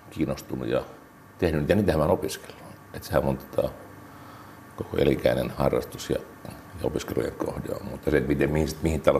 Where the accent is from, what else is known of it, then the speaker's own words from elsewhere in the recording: Savonia, Finland; Kolme identiteettiä. Mulla on, että olen savolainen, suomalainen ja eurooppalainen.